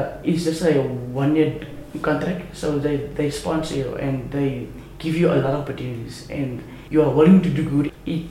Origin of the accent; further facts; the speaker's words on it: Carnarvon, Northern Cape, South Africa; I just turned 17 today, and I'm from Carnarvon, living here since birth, but was born in Cape Town.